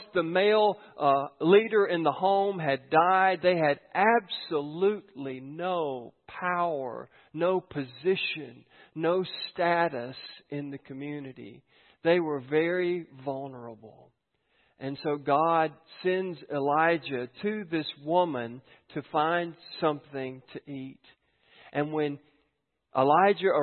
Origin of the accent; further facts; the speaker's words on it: United States; I'm from Giles County